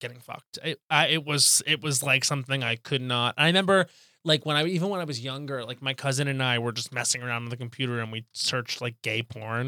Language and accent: English; Long Island, New York, United States; I grew up on Long Island